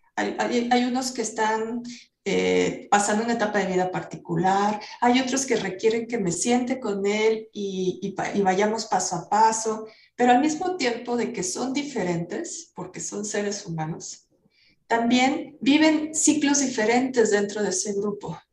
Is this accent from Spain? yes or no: no; Mexico; como buenos mexicanos